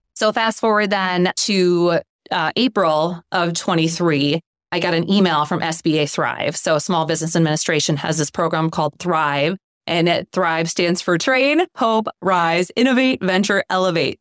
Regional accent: Cashton, Wisconsin, United States; also born or lived in Mississippi; So we grew up in Cashton.

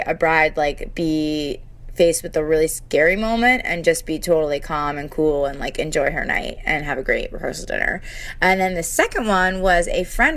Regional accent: New Jersey, United States; I'm from New Jersey

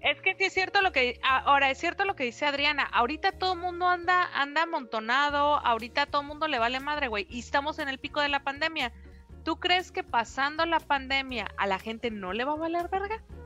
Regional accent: Mexico; Somos mexicanos

